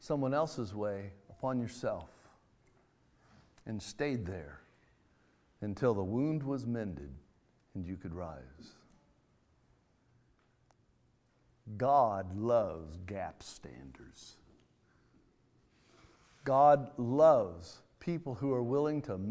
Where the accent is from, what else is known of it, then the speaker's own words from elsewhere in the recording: California, United States; I'm from California, out there where we do a lot of irrigating in the orchards.